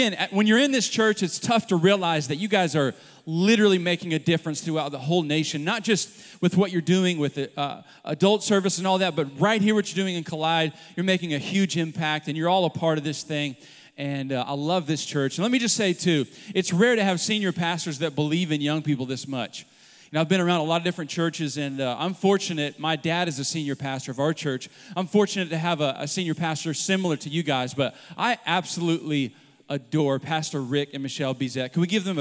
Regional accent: Oklahoma City, Oklahoma, United States; we've got a church in Oklahoma City. It's where I'm from

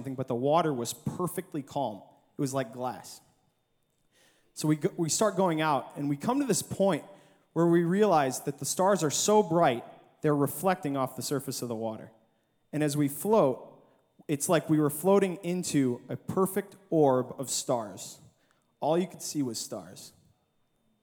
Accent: Michigan, United States; I'm from Michigan. I'm 13 hours away from home in Arkansas

